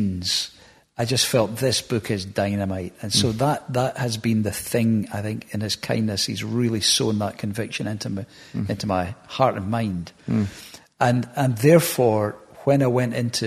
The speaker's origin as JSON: {"language": "English", "town": "Hamilton", "region": "Scotland", "country": "United Kingdom", "tie": "born or raised there", "also_born_or_lived": "Bellshill / Glasgow", "said": "Born in Belsill Maternity, lived in Hamilton most of my life, that area, further south for a while, but mostly Hamilton growing up."}